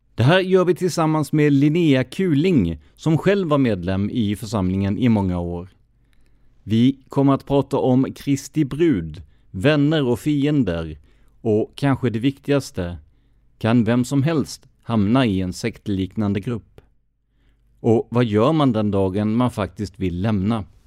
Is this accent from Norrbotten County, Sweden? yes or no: no; Rödeby, Blekinge, Sweden; Jag är uppväxt i Rödeby